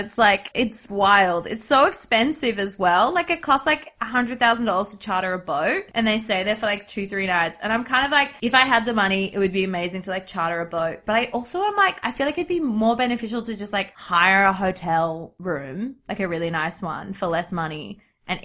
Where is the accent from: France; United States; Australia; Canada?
Australia; I say that as an Australian